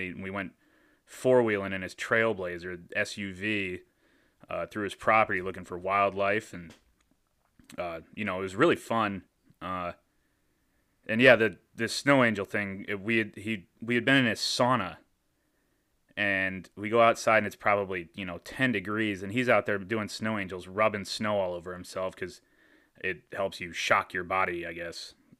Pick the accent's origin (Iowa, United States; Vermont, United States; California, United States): Iowa, United States; Iowa City; I grew up in Iowa City.